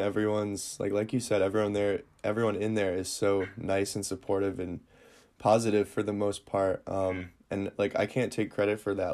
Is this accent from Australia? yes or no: no; Northern Michigan, United States; where I'm from, Northern Michigan is absolutely beautiful